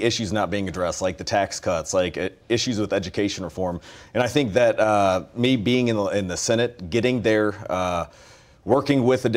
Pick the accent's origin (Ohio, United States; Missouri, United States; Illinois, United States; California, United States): Missouri, United States; Ferguson; also born or lived in St. Charles County, Missouri; growing up in Ferguson, Missouri